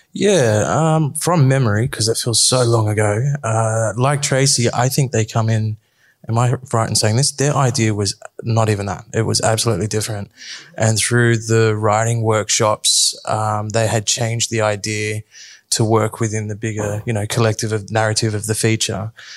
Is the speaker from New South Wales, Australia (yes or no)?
yes; Sydney, New South Wales, Australia; born and bred in Erskineville